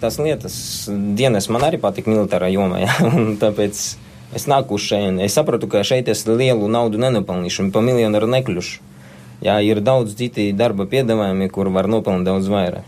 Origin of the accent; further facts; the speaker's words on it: Latvia; Es piedzimu Latvijā. Es saku, tā ir mana zeme